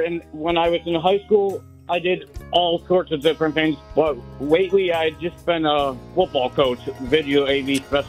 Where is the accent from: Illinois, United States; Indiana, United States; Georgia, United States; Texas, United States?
Illinois, United States; Arlington Heights; I'm from Arlington Heights, a local area through and through, like my whole life.